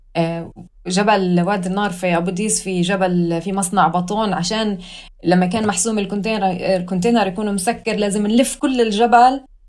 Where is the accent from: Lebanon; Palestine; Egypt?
Palestine; Hebron Governorate; moved away as an adult; also born or lived in Khobar, Saudi Arabia / Berlin, Germany; now in Hamburg, Germany; فاربيت في السعودية لحد ما كان عمري اثناعش، رجعوا أهلي على البلد